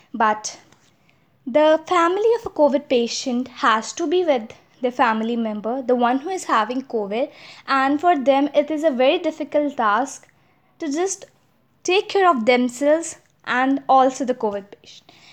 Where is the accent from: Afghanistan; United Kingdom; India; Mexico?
India; As I'm an Indian, I could speak Hindi